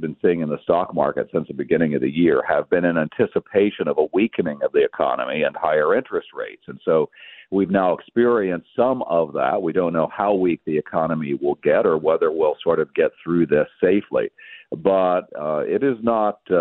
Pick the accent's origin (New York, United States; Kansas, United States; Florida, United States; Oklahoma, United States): Kansas, United States; it became the center of the town where I grew up in Kansas